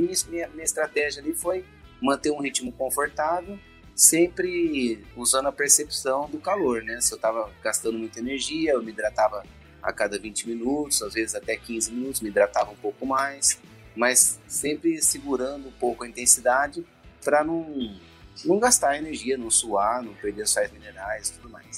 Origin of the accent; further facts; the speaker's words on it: Campinas, São Paulo, Brazil; also born or lived in São José dos Campos; sou de Campinas, aqui em São Paulo, né? Sou campineiro. Na verdade, eu sou juzense